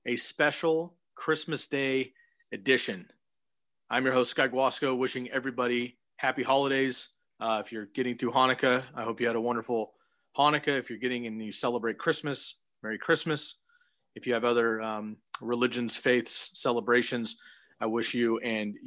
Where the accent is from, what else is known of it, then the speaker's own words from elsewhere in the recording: Bay Area, California, United States; now in Oregon, United States; I grew up in the Bay Area. I'm in Oregon now, but I grew up in the Bay Area